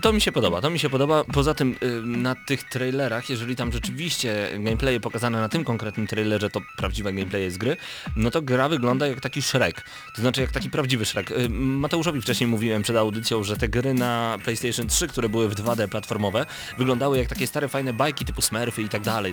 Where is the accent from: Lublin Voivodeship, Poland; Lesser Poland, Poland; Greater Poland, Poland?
Lublin Voivodeship, Poland; Lublin; jesteśmy z Lublina